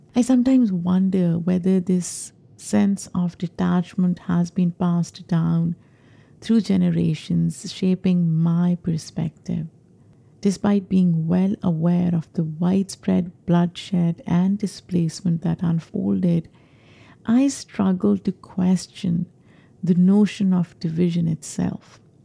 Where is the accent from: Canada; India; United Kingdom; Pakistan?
Pakistan; moved away as an adult; now in New York, United States; I grew up in Pakistan